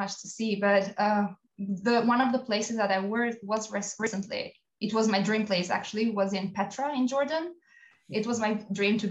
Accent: Albania; moved away as an adult; I grew up in Albania and I did my bachelor studies there

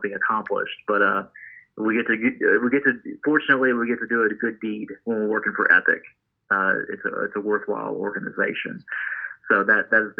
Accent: Claremore, Oklahoma, United States; my hometown of Claremore, Oklahoma

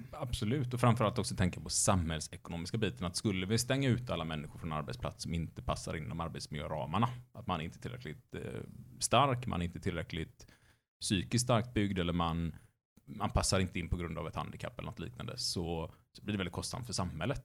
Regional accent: Gothenburg, Västra Götaland, Sweden; varje år så skar man ner skolan i den stadsdelsnämnden där jag växte upp. Och då åkte man in till ett stort torg i Göteborg

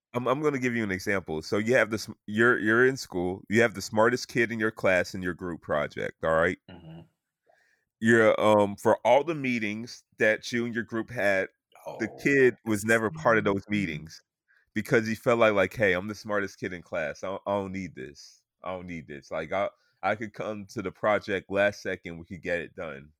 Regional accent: the South, United States; I grew up in the South

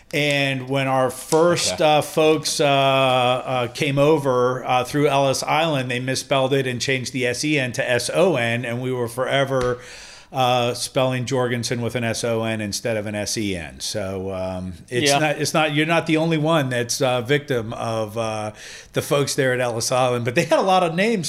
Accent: Denmark; born there; I was born in the same exact hospital my mom was born in, just at a different time.

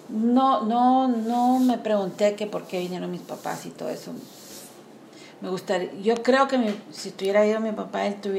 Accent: Guatemala; now in United States; tengo 44 años y quizás en estos últimos dos o tres años, la primera vez que identifico como guatemalteca americana nunca quise el, poner el guión.

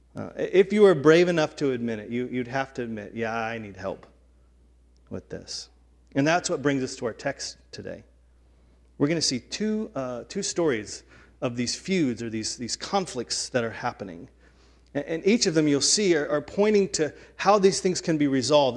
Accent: the South, United States; growing up in the South

